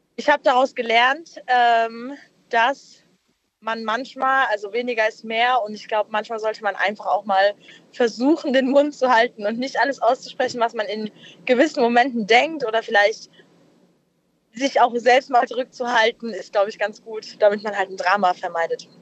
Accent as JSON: {"language": "German", "town": "Darmstadt", "region": "Hesse", "country": "Germany", "said": "aus Hessen, also aus äh, Darmstadt"}